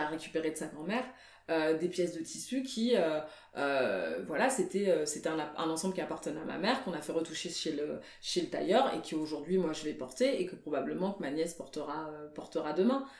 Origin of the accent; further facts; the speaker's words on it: Paris, Île-de-France, France; also born or lived in Guinea (ancestry); je suis d'origine guinéenne, en fait je suis née à Paris, mais je suis d'origine guinéenne